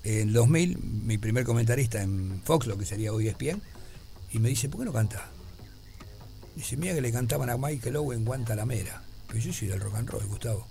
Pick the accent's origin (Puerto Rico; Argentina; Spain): Argentina; Buenos Aires; also born or lived in Montevideo, Uruguay; yo me crié en Boedo